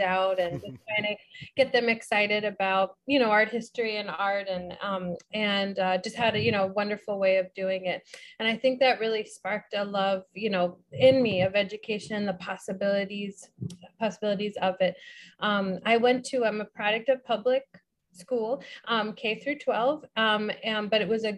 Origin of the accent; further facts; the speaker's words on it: St. Louis, Missouri, United States; I'm a Midwesterner from St. Louis